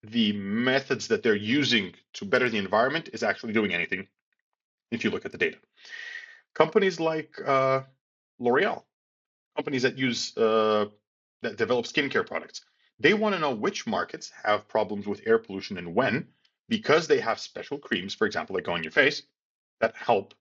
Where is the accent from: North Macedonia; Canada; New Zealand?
North Macedonia; Skopje; my home country of Macedonia